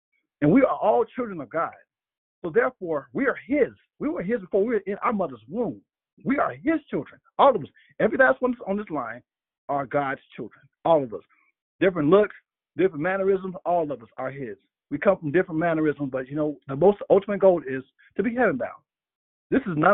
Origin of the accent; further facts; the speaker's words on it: Alabama, United States; moved away; I'm visiting my hometown of Alabama